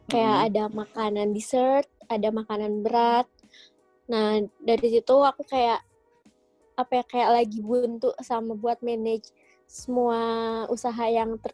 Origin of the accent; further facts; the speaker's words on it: Sukabumi, West Java, Indonesia; aku dari